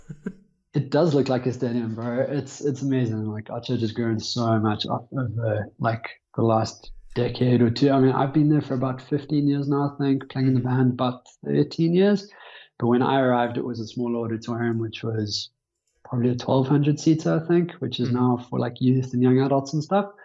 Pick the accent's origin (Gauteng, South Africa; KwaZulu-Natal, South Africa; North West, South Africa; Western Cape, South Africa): Gauteng, South Africa; Johannesburg; born and raised in Johannesburg.